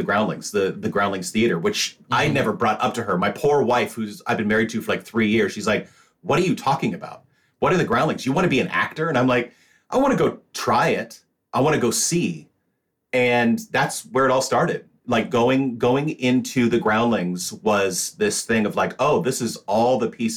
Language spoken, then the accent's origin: English; Washington, United States; I grew up in Washington State.